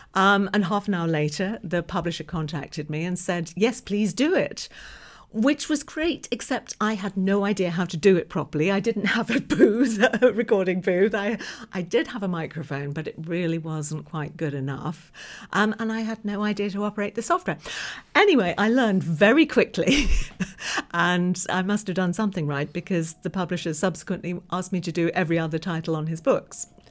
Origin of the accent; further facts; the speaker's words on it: England, United Kingdom; moved away as an adult; now in New York, United States; I was born in England, lived in England right until around about two thousand eight.